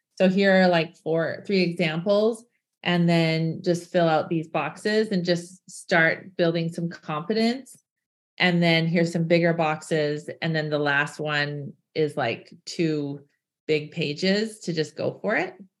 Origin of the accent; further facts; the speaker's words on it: Canada; I'm from Canada. We have lots of snow here.